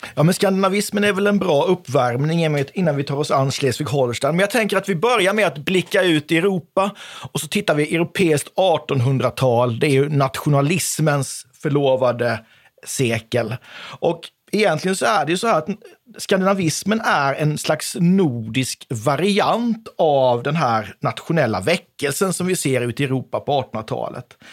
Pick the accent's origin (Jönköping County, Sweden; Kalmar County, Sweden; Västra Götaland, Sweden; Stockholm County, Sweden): Kalmar County, Sweden; Oskarshamn; now in Växjö, Sweden; Jag är född och uppvuxen i Oskarshamn, en plats som tidigare hette Döderhultsvik.